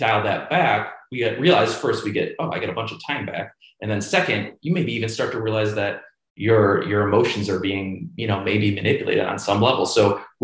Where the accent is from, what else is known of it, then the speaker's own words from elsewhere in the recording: Cleveland, Ohio, United States; Grew up in Cleveland